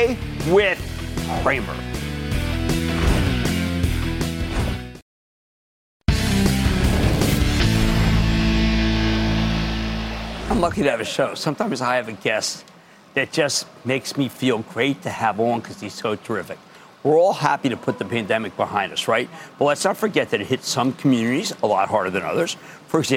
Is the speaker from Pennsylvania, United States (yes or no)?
yes; Philadelphia, Pennsylvania, United States; my hometown of Philadelphia